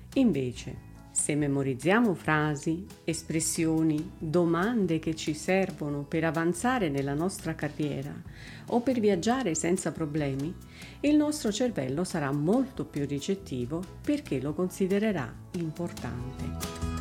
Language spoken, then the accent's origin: Italian; Italy; nata e cresciuta in Italia